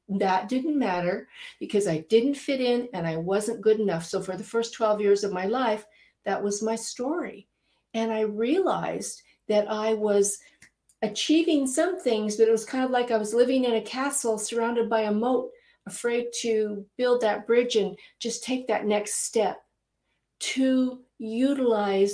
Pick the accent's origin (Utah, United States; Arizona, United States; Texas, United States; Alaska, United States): Utah, United States; I grew up in Utah and dang it, I wasn't blonde and I wasn't Mormon.